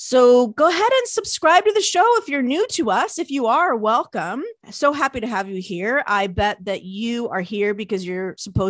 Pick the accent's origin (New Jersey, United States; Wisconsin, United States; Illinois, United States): New Jersey, United States; accent: Jersey; That's my Jersey accent.